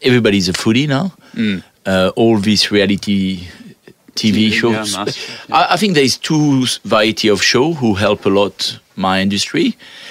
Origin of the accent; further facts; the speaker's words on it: France; English is a second language; moved away as an adult; now in Australia; I come from France.